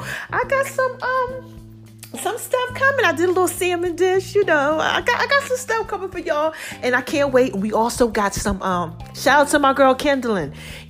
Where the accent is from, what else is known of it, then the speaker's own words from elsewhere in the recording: Philadelphia, Pennsylvania, United States; Like Philly. Y'all really be supporting. Okay. I love y'all. My hometown.